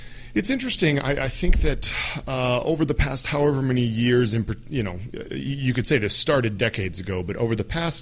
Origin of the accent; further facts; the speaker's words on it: Minnesota, United States; also born or lived in Middle East; I am a guy from Minnesota